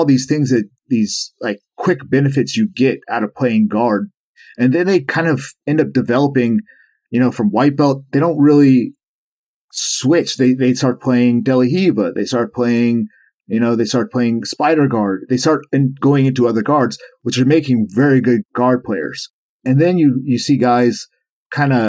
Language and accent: English; Charleston, United States; also born or lived in Florida; we moved from Florida to Charleston, back to Charleston where I'm from